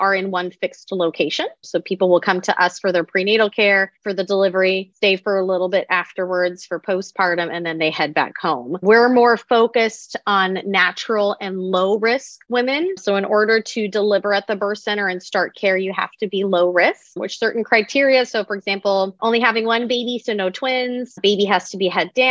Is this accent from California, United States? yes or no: yes; San Diego, California, United States; also born or lived in Atlanta, Georgia; I was born and raised in San Diego